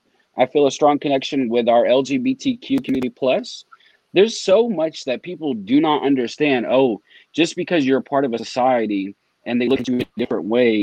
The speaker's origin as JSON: {"language": "English", "region": "the South", "country": "United States", "tie": "born or raised there", "said": "growing up in the South"}